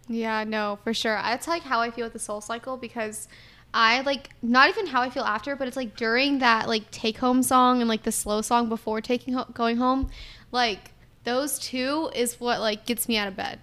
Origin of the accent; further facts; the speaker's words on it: Atlanta, Georgia, United States; I'm from Atlanta